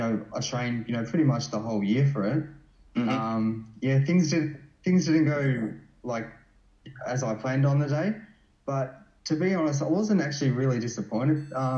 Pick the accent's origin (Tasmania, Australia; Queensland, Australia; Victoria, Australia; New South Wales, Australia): Victoria, Australia; Melbourne; I grew up in like you know, northern suburbs of Melbourne